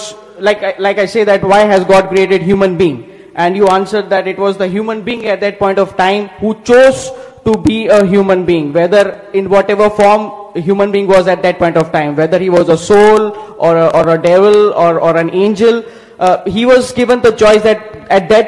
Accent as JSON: {"language": "English", "country": "India", "said": "I'm from India"}